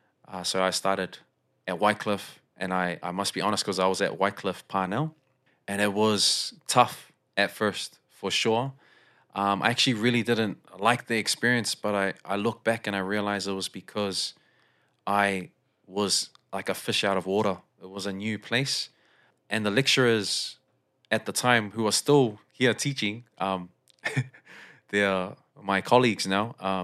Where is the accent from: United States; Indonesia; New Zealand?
New Zealand; South Auckland, Auckland; also born or lived in Fiji; So I wasn't born in South Auckland, but I basically was moved from Fiji to South Auckland.